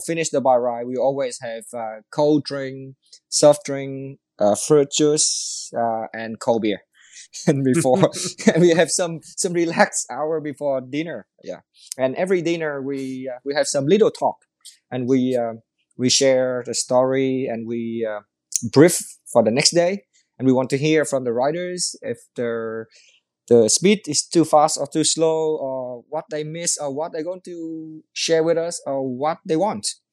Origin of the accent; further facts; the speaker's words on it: Mekong Delta, Vietnam; I was born in Mekong Delta, eh, which mean, which, uh, very flat